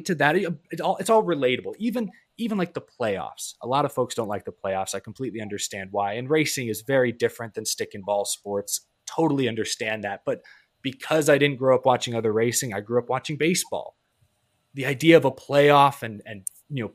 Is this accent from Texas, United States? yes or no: yes; Houston, Texas, United States; I'm from Houston, Texas